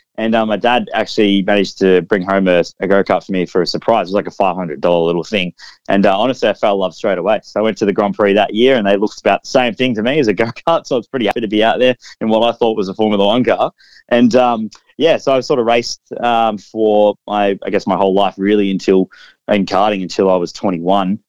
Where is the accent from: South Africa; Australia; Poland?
Australia; Melbourne, Victoria; I'm from Melbourne, so I got to test at Winton